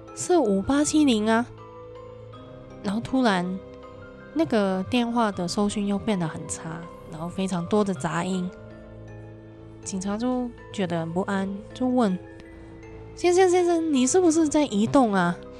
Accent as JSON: {"language": "Chinese", "country": "Hong Kong", "said": "我们香港人都是那个年代出生"}